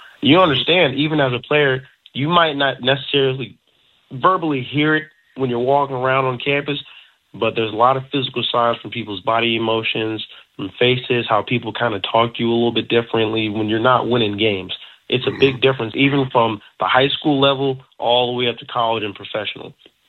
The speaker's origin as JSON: {"language": "English", "region": "North Carolina", "country": "United States", "tie": "born or raised there", "said": "I grew up in North Carolina."}